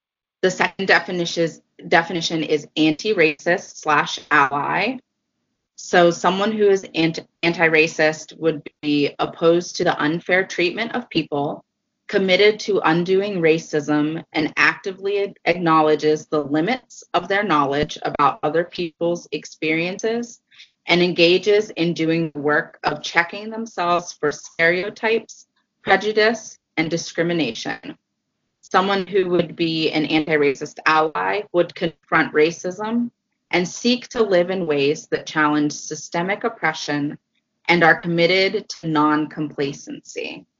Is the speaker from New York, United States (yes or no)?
no; Mercersburg, Pennsylvania, United States; I grew up in the United Methodist Church. I grew up on a farm in a small town called Mercersburg, Pennsylvania, in Franklin County.